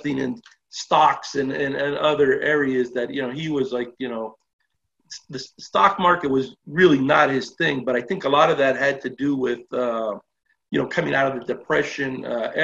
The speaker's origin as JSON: {"language": "English", "town": "Los Angeles", "region": "California", "country": "United States", "tie": "born or raised there", "said": "I was born and raised in Los Angeles"}